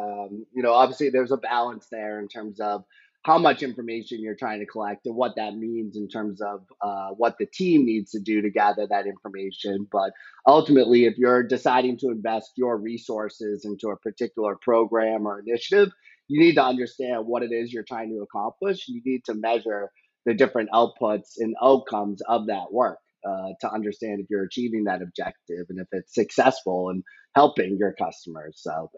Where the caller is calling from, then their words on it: Scituate, Massachusetts, United States; I am located in Scituate, Massachusetts, which is about an hour outside of Boston.